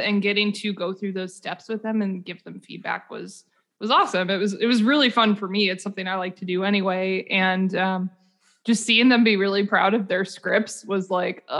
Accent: Indiana, United States; I'm from Indiana, from a very practical family

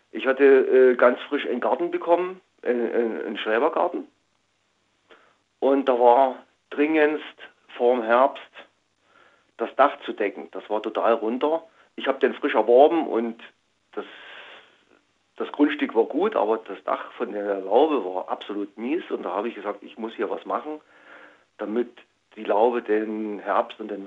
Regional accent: Saxony, Germany; über einen guten Freund aus meiner Heimat Sachsen

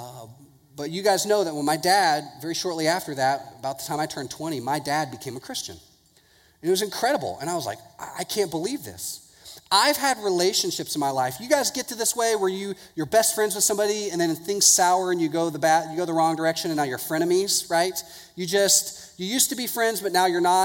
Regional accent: Houston, Texas, United States; I grew up in Houston

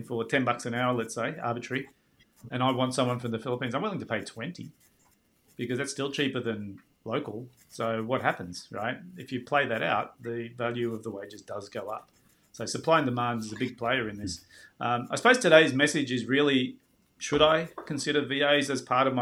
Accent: Australia

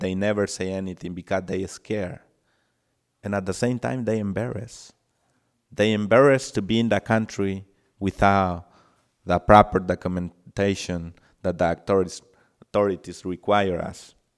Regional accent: El Salvador; now in United States; I'm from El Salvador, and I did not have the opportunity to, um, grow with my parents.

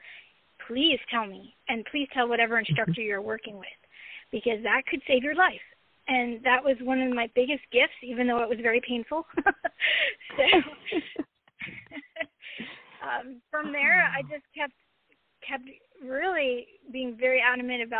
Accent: Long Island, New York, United States; I grew up on Long Island in New York

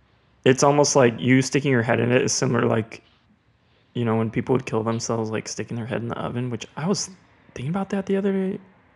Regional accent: Spokane, Washington, United States; I grew up in the 509. I grew up in the 509. Spokane. Spokane representing.

